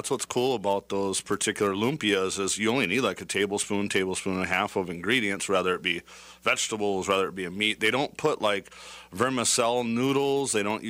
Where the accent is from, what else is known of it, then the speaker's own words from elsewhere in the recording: California, United States; I grew up in California.